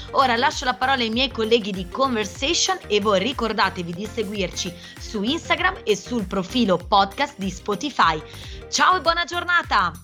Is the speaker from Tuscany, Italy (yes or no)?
no; Grandate, Lombardy, Italy; dal mio paese d'origine che è Grandate